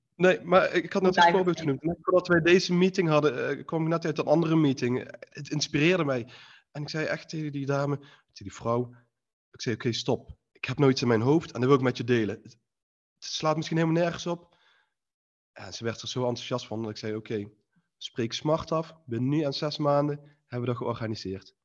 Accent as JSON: {"language": "Dutch", "town": "Eindhoven", "region": "North Brabant", "country": "Netherlands", "said": "ik kom uit Eindhoven, Philips"}